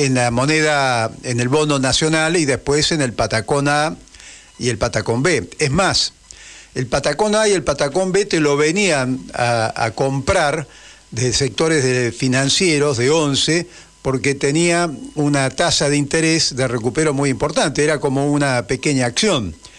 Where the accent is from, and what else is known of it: Argentina